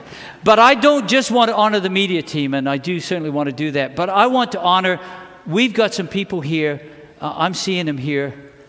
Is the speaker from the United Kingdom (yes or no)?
yes; England, United Kingdom; born there; The British, when the British celebrate, I was born in England, the British celebrate like this.